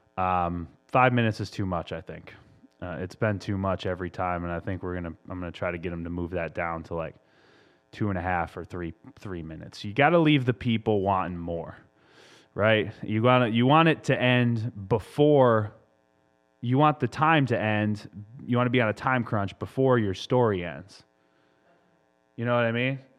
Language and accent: English; Massachusetts, United States; moved away; my home state of Massachusetts